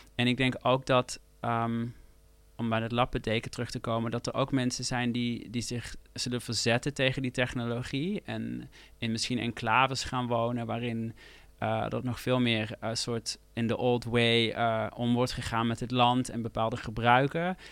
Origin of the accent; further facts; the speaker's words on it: near Eindhoven, North Brabant, Netherlands; moved away as an adult; ik groeide natuurlijk op bij Eindhoven